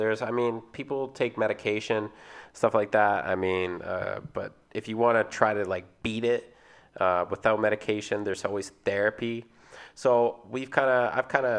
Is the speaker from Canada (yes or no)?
yes; Vancouver, British Columbia, Canada; we're from Vancouver